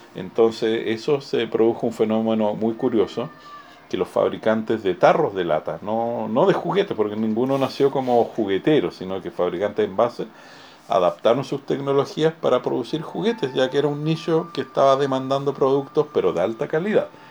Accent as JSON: {"language": "Spanish", "town": "Arica", "region": "Arica y Parinacota", "country": "Chile", "tie": "born or raised there", "said": "desde que nací en Arica rodeado de juguetes por el tema del puerto libre"}